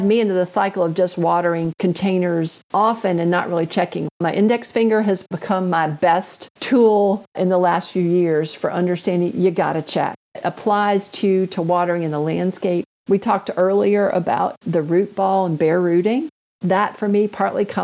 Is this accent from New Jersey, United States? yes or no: no; Northwest Alabama, United States; I grew up in Northwest Alabama